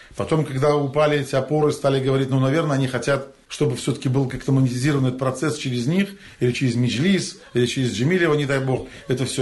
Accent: Crimea, Ukraine; мы, как коренной народ Крыма

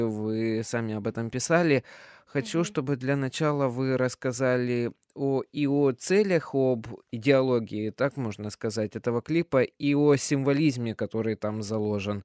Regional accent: Kyrgyzstan; moved away; я сам вырос в Кыргызстане, закончил там школу

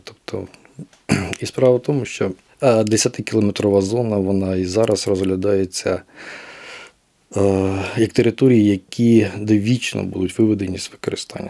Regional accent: Kirovohrad Oblast, Ukraine; moved away; я сам з Кіровоградщини

